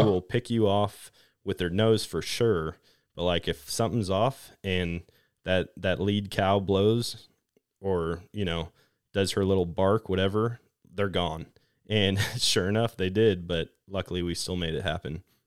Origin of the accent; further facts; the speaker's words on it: Wisconsin, United States; moved away as an adult; I grew up in Wisconsin hunting